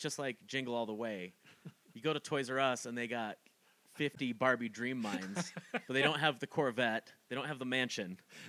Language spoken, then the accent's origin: English; Utah, United States; growing up in Utah